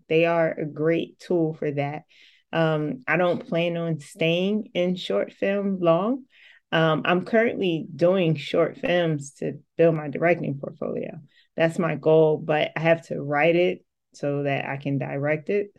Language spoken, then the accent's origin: English; Atlantic City, New Jersey, United States; I'm born and raised from Atlantic City, New Jersey.